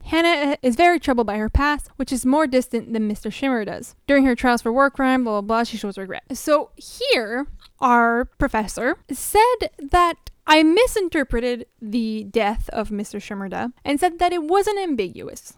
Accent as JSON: {"language": "English", "country": "Canada", "said": "as a Canadian"}